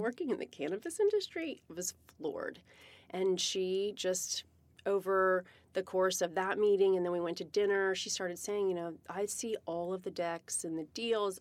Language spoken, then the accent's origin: English; Virginia, United States; now in Seattle, United States; I'm from Virginia